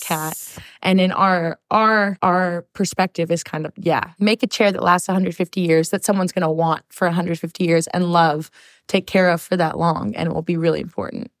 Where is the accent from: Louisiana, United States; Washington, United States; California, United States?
California, United States; Long Beach; I'm born and raised in Long Beach here, like two miles away from here